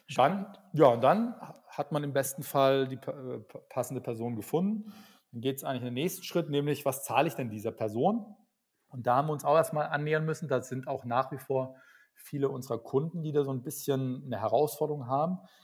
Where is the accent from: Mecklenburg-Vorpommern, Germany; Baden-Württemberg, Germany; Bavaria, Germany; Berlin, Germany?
Berlin, Germany; ich bin gerade in Berlin, ich bin auch aus Berlin